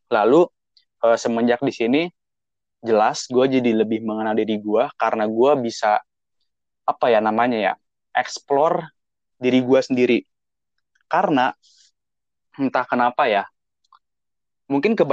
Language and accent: Indonesian; Indonesia; ketika orang Jepang melihat orang Indonesia mereka lebih sering menyangka kita itu orang Filipin bukan orang Indonesia atau Malaysia tapi Filipin